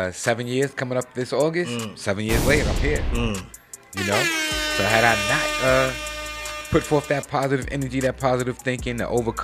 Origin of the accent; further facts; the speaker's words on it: New York, United States; moved away as an adult; being a New Yorker, moving down south, this is my first time leaving New York